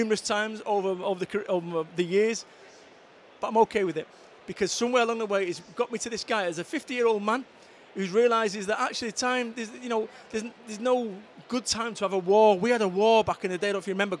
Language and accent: English; Salford, North West England, United Kingdom; now in Somerset, United Kingdom; I'm originally from Salford, council estates and what have you